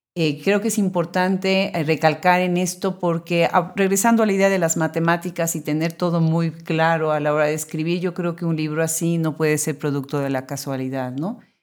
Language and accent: Spanish; Puebla, Mexico; yo soy originariamente de Puebla